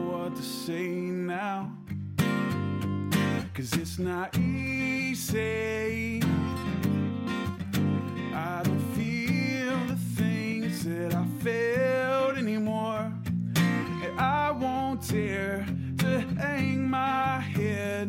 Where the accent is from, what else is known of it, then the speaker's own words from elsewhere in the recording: Huntington, West Virginia, United States; from Huntington, West Virginia